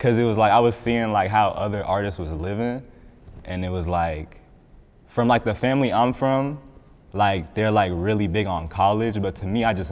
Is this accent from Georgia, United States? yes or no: yes; Cobb County, Georgia, United States; also born or lived in Riverdale, Georgia; I grew up in Riverdale, but then I moved to Cobb when I was, I moved to Cobb in fifth grade, and then like, that's it. I just stayed in Cobb ever since then